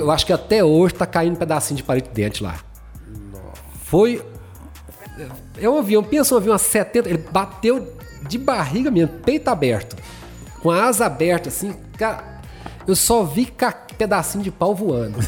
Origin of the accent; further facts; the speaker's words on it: Goiânia, Goiás, Brazil; now in Anápolis, Brazil; eu sou de Goiânia, então a minha família é de Goiânia